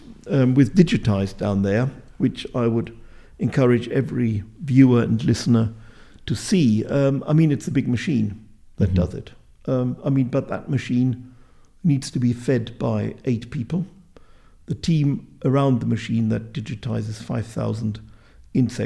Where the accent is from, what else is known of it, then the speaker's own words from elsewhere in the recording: Bielefeld, North Rhine-Westphalia, Germany; I joined the Natural History Society in Bielefeld, my hometown, either at the age of 12 or 14